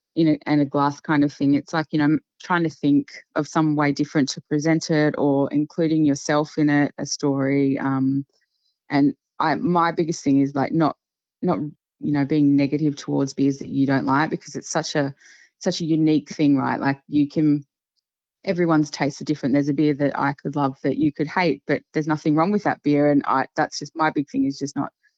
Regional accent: Queensland, Australia; I grew up in Queensland

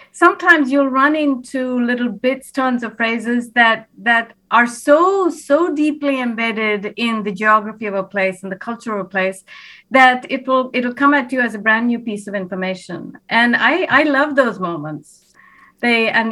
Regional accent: India; now in United States; I grew up in India myself

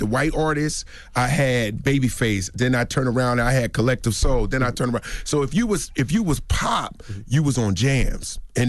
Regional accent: Newark, New Jersey, United States; I'm originally from Newark, New Jersey, Brick City.

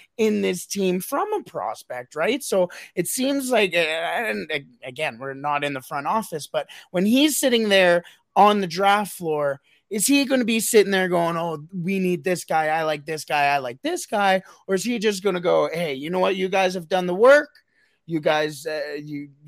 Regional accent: Canada; I'm Canadian

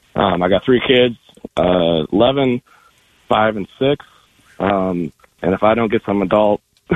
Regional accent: Arizona, United States; Arizona, born and raised.

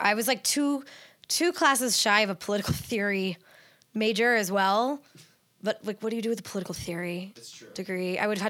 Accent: Northern California, United States; also born or lived in Orange County, California; I grew up in Northern California. I lived for 10 years in Southern California

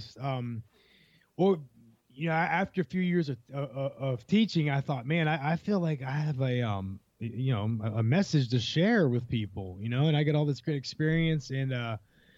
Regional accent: Ohio, United States; moved away as an adult; also born or lived in Florida

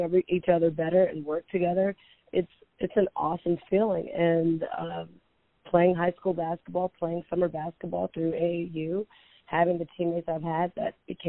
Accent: Houston, Texas, United States; also born or lived in Mobile, Alabama; I grew up in Houston, Texas

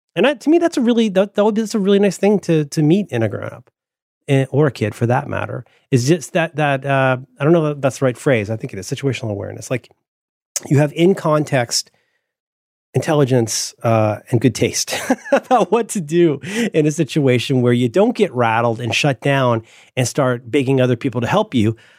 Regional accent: Central Florida, United States; I grew up in Central Florida

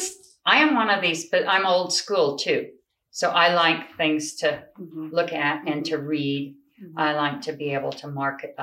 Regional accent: Rangely, Colorado, United States; also born or lived in Grand Junction, Colorado; growing up here

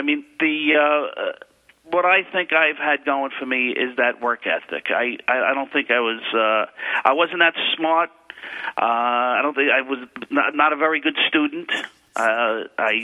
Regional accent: New York City, New York, United States; I was born in Queens Village, a small village in Queens County, New York

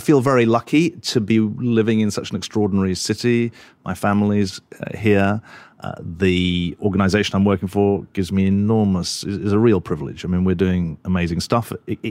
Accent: London, United Kingdom; moved away as an adult; now in New York, United States; I'm a Londoner.

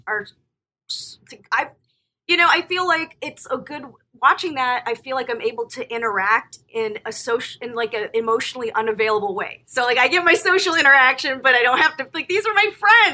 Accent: Florida, United States; moved away; I grew up in Florida

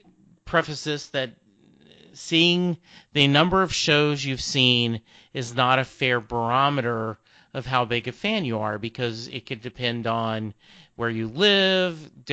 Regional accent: Lake Charles, Louisiana, United States; I grew up in Lake Charles, Louisiana. That's only 3 hours away from Houston, you know, and I graduated high school in 77.

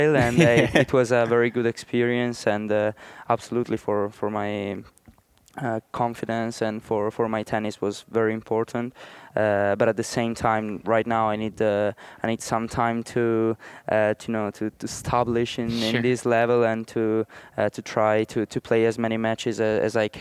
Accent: Italy; I'm from Italy

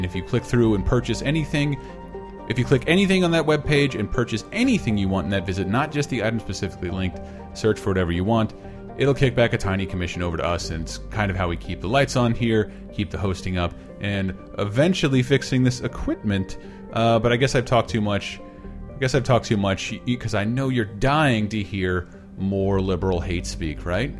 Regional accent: the South, United States; moved away; also born or lived in Tallahassee, Florida; the Southern brand of racism you and I both grew up around

